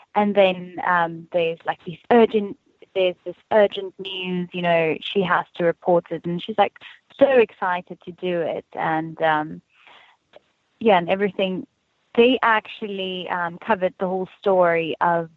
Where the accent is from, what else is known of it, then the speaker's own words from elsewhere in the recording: South Africa; moved away as an adult; now in United States; I grew up in Afrikaans community